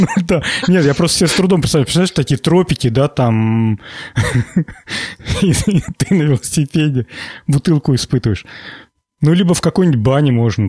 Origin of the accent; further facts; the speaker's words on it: Volgograd Oblast, Russia; Я родом из Волгоградской области, и все школьное детство нас возили в колхоз помидоры собирать